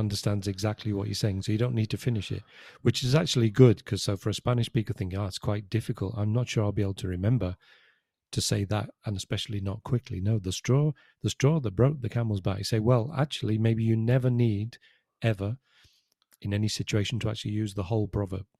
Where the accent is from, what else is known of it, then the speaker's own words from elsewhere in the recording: United Kingdom; now in Spain; as a British citizen, my passport was an E U passport.